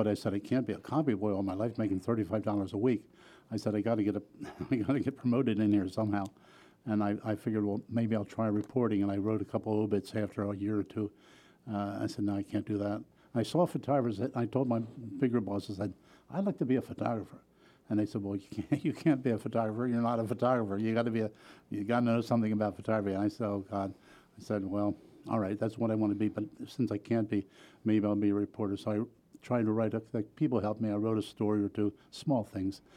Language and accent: English; Wilmington, Delaware, United States; I was born and raised in Wilmington